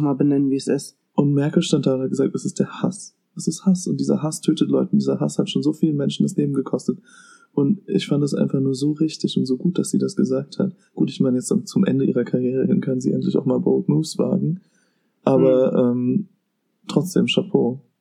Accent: Germany; in unserem Land

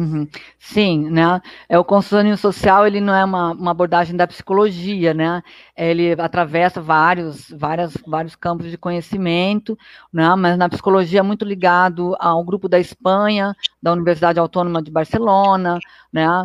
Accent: Brazil; eu sou brasileira

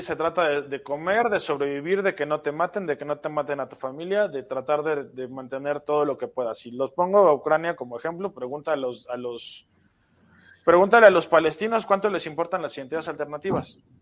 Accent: Mexico

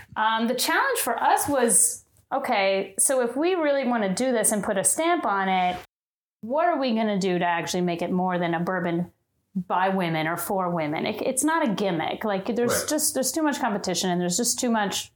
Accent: Kentucky, United States; moved away as an adult; now in New York, United States; I'm from Kentucky, and my whole family is uh, just bourbon fanatics

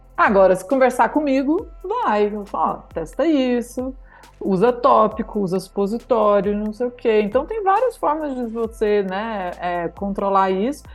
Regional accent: Alto Paraíso de Goiás, Goiás, Brazil; moved away as an adult; also born or lived in Vancouver, Canada; eu sou de Alto Paraíso de Goiás. E cresci em São Jorge

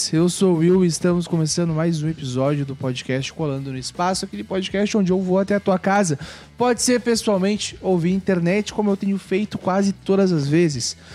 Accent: Canoas, Rio Grande do Sul, Brazil; Eu sou de Porto Alegre, Canoas, mais precisamente.

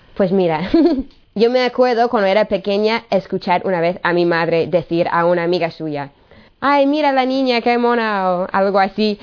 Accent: United States; moved away; soy de Estados Unidos.

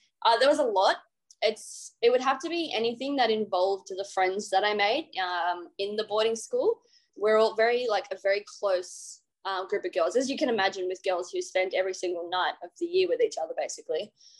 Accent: Trangie, New South Wales, Australia; Yeah, well, so we are on a farm about 25 k's out of town of Trangie, just a little block doing mostly crops. We had some stocks, we had sheep and cattle, but I loved growing up on the farm.

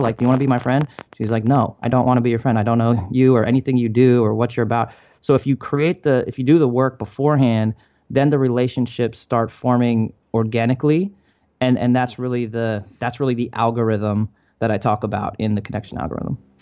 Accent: Maryland, United States; moved away as an adult; also born or lived in Michigan; I grew up in Maryland.

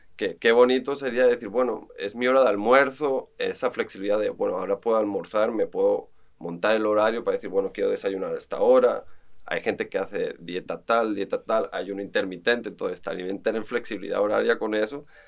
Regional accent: Barcelona, Catalonia, Spain; moved away as an adult; now in Costa Rica; estuve formándome en Barcelona, soy español, arquitecto de profesión

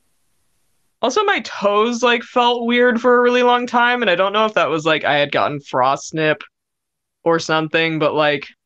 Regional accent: United States; growing up in America, like in my high school years

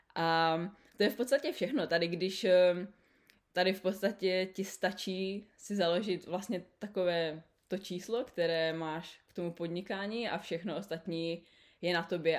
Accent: Czechia; moved away as an adult; also born or lived in Canada / New Zealand; now in Sydney, Australia; jsme my Češi, když tam máme půl roku zimu

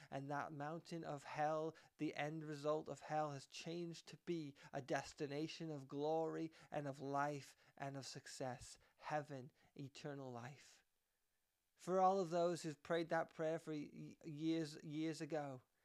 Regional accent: Canada; I am Canadian

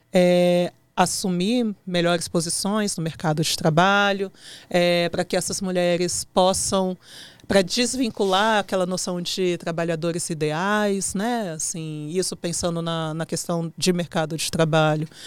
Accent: Brasília, Federal District, Brazil; sou aqui de Brasília.

